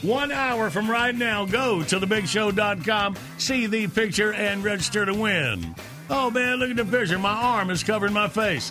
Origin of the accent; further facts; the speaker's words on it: Graham, North Carolina, United States; I'm from Graham.